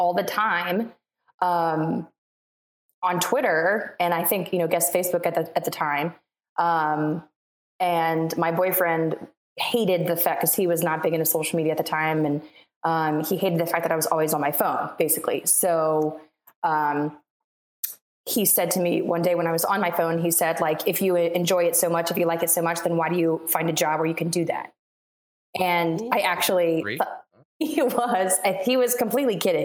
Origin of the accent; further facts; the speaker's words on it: Richmond, Virginia, United States; moved away as an adult; also born or lived in Radford, Virginia; now in Charlotte, United States; I'm from Virginia. I'm in Charlotte, North Carolina now, but I'm from Richmond, Virginia